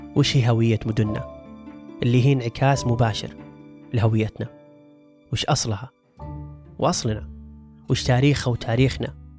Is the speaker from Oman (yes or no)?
no; Saudi Arabia; عندنا كسعوديين